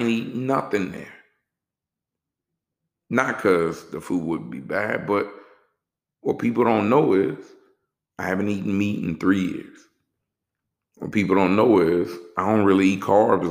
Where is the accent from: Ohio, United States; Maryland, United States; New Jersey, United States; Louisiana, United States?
Louisiana, United States; New Orleans; also born or lived in Texas; now in Atlanta, United States; I'm from New Orleans